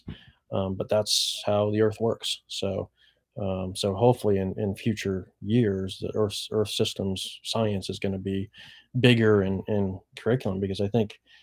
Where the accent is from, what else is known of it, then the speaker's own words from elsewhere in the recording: Maine, United States; I'm a Mainer. I grew up in Maine